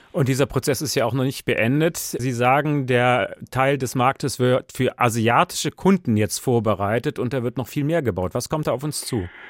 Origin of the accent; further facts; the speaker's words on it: Hesse, Germany; bei uns in Hessen